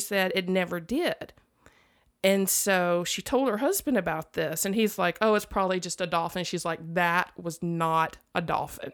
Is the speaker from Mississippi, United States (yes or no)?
yes; Mississippi, United States; I'm from Mississippi